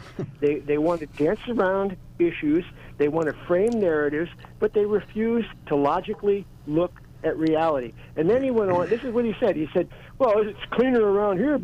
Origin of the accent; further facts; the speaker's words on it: Williamsport, Pennsylvania, United States; people today that are my age in the 60s that grew up where I grew up in the Williamsport area